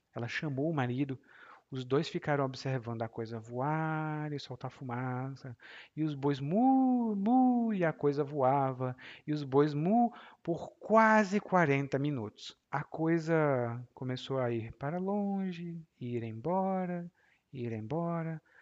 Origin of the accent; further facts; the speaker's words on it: Ceará, Brazil; Lá no meu estado, que é o Ceará